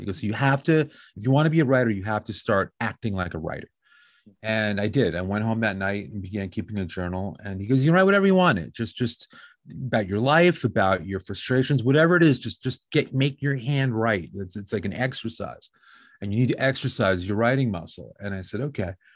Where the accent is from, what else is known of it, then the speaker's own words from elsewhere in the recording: Westchester County, New York, United States; now in Long Beach, United States; I grew up in New York, about an hour north of New York City in a place called Westchester County